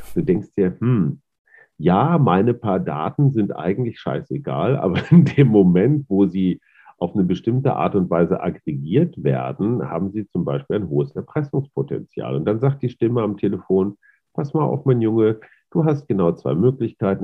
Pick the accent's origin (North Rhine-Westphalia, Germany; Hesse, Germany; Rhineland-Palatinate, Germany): North Rhine-Westphalia, Germany; ich bin da als, als Westfale und alter weißer Mann, Boomer und Schallplattenspieler und VHS-Kassette groß geworden